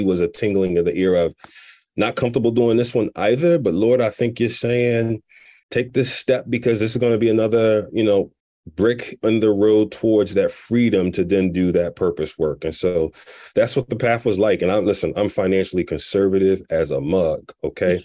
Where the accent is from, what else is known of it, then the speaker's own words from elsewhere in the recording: Philadelphia, Pennsylvania, United States; moved away as an adult; also born or lived in Chicago; born and raised in Philly, had never moved until I got the job to Allstate.